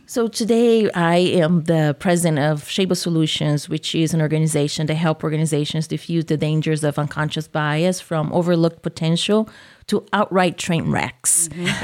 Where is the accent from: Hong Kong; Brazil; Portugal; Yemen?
Brazil; accent: southern; moved away as an adult; also born or lived in Japan; now in Iowa, United States; I was born in Brazil, grew up in Brazil